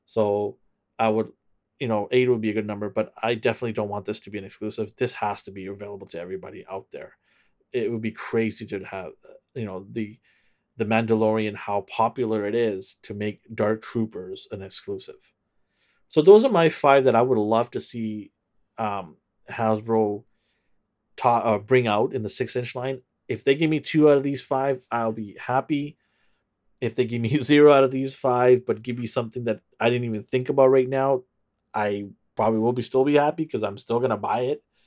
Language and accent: English; Vancouver, British Columbia, Canada; I am from Canada, Vancouver, Canada.